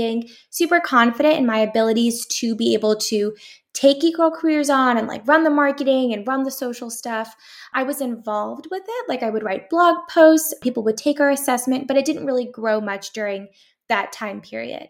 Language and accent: English; San Jose, California, United States; also born or lived in Syracuse, New York; I'm born and raised in San Jose, California. I'm back home